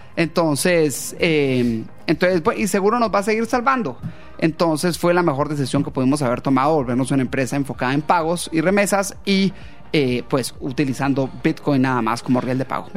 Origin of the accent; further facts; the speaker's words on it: Guatemala; moved away as an adult; also born or lived in London, United Kingdom; yo era nacido en Guatemala